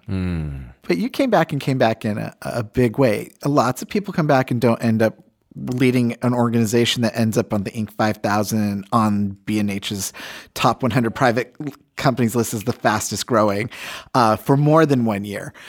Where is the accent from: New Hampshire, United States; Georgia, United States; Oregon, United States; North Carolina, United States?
New Hampshire, United States; Merrimack; I grew up in Merrimack, went to Bishop Girton High School in Nashua.